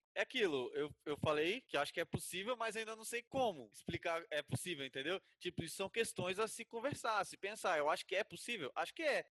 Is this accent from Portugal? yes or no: no; Vitória, Espírito Santo, Brazil; now in Atibaia, Brazil; Também sou de Vitória do Espírito Santo